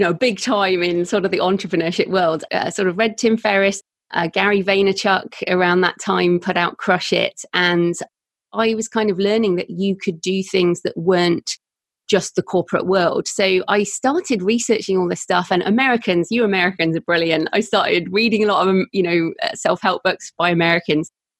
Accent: United Kingdom; accent: British; also born or lived in Bath, South West England; I'm British, obviously. Hopefully people can tell by my accent

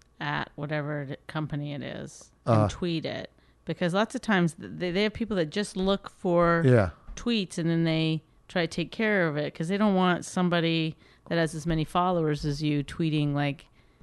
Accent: Canada; I'm Canadian, so I probably stood like at least 10 minutes before I even said anything.

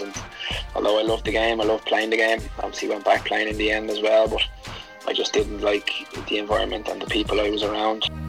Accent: Dublin, Leinster, Ireland; I grew up in Dublin, and I probably first memory was playing down in my local club, Verona

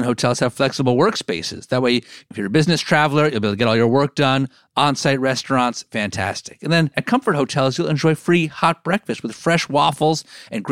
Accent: the New York area, United States; growing up in the New York area, I was always taught about slavery

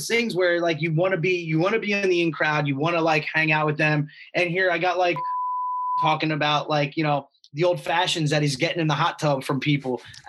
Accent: Stone Harbor, New Jersey, United States; Like my dad has a house in Stone Harbor. I grew up in Stone Harbor, so I'm very familiar with that.

